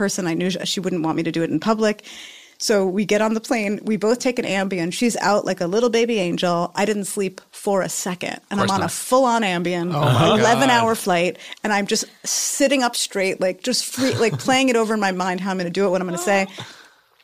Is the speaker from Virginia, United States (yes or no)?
no; New York City, New York, United States; moved away; I'm from New York City